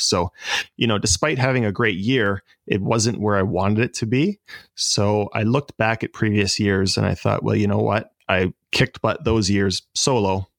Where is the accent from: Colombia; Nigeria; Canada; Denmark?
Canada; Lindsay, Ontario; moved away as an adult; also born or lived in Balsam Lake / Toronto; now in Oshawa, Canada; So I was born in Lindsay, which is about 45 minutes north of here. And I kind of grew up half in Lindsay and half up near Balsam Lake